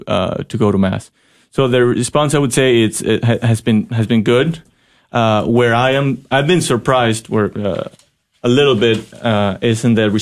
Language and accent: English; Ecuador; English is a second language; now in Fort Worth, United States; I come from Ecuador, which is a mostly Catholic country, and my hometown had, you can choose from wherever high school schools that you wanted.